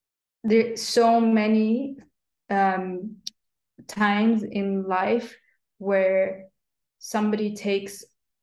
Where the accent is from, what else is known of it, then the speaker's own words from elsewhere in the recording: Sudan; also born or lived in United Kingdom; I think that boy was from Nigeria and I was from Sudan, so we were both like African from Africa, you know. And that had grown up in Britain.